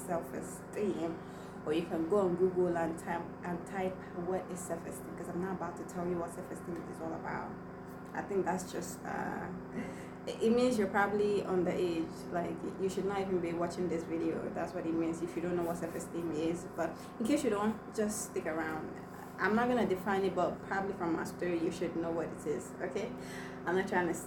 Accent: Igbo village, Igboland, Nigeria; first language Igbo; English is a second language; I was just coming out from the village and my first language was Igbo

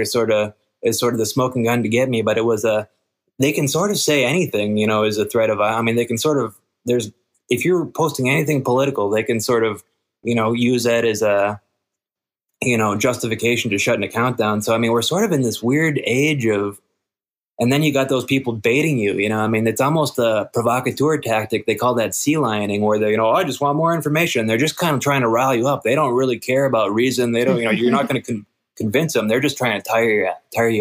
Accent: Minnesota, United States; moved away as an adult; also born or lived in Los Angeles, United States; I grew up in Minnesota, and then I moved to L.A. to go to school

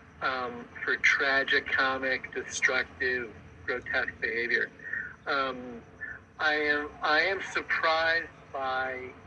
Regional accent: Midwest, United States; moved away; I grew up in the Midwest

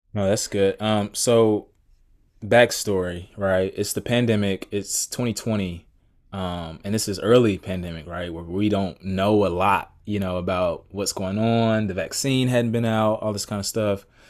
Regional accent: Atlanta, Georgia, United States; I grew up in Atlanta, Georgia. Actually still live in Atlanta now.

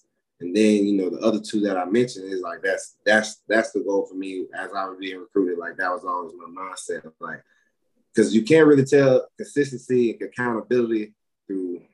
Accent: Florida, United States; moved away as an adult; now in Utah, United States; I'm from Florida

